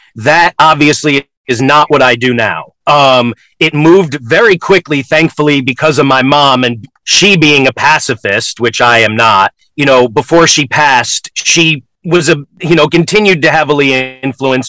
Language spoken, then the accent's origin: English; Connecticut, United States; also born or lived in New York; My parents moved my sister and me to Connecticut